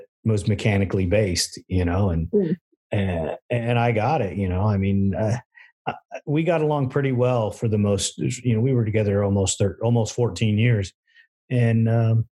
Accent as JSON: {"language": "English", "region": "Southern California", "country": "United States", "said": "we come from Southern California"}